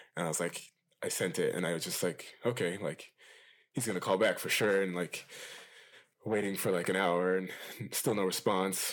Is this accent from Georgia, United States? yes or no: no; Loma Linda, California, United States; I grew up in this town called Loma Linda. It's in California